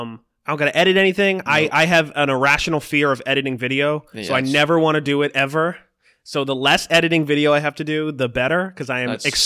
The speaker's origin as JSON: {"language": "English", "town": "Boston", "region": "Massachusetts", "country": "United States", "said": "I'm a MC from Boston, Massachusetts, and I represent a lot of the older lyrical side of hip hop."}